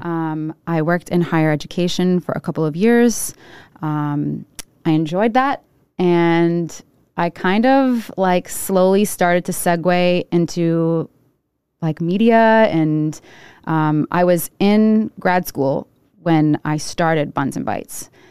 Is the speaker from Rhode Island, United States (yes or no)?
yes; Providence, Rhode Island, United States; I was born in Providence. Uh, I grew up on Charles Street, right off of Charles Street